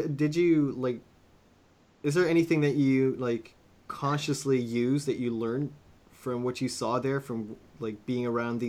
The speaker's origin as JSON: {"language": "English", "country": "Netherlands", "said": "I was in Europe, because I'm from the Netherlands"}